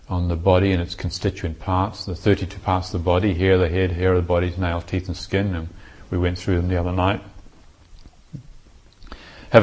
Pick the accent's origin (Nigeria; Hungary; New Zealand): New Zealand; I was brought up in New Zealand